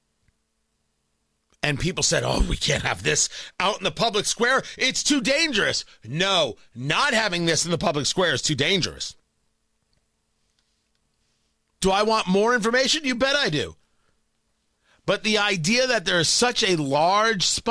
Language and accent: English; United States; I'm an American